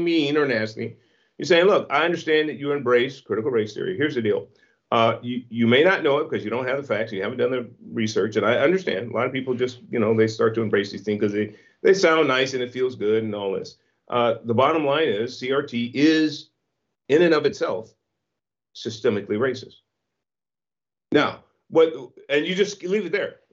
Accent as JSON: {"language": "English", "town": "San Francisco", "region": "California", "country": "United States", "tie": "born or raised there", "said": "I was born in San Francisco in the Hunters Point Projects in the 1960s"}